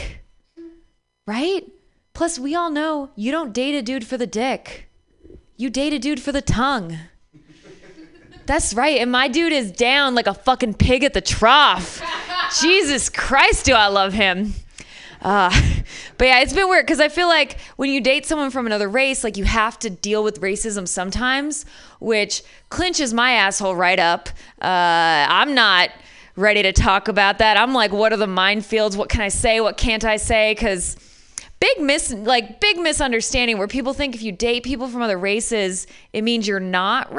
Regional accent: Michigan, United States; I'm from Michigan

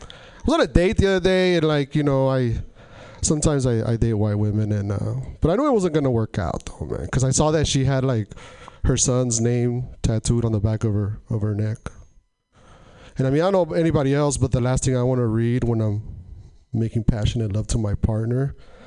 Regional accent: Portland, United States; I was driving by a school zone, and I'm from Portland, and I don't know what it is here

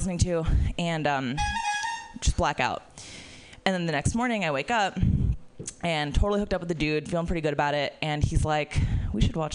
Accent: Florida, United States; I'm from Florida

